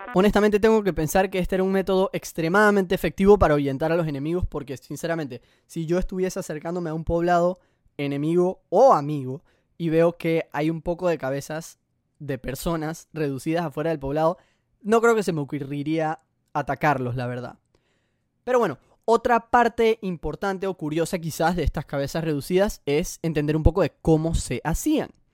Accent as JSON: {"language": "Spanish", "country": "Panama", "said": "Colombia y Panamá, que es de donde yo soy"}